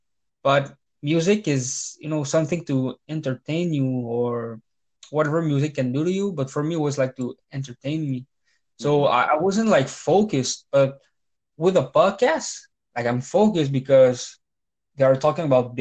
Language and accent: English; Canada; English is a second language; I'm a French Canadian